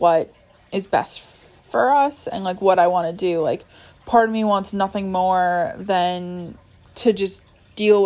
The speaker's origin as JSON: {"language": "English", "region": "New York", "country": "United States", "said": "I'm from New York"}